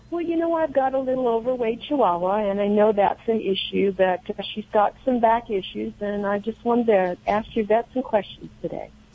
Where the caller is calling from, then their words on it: Bend, Oregon, United States; I'm calling from the very hot Bend, Oregon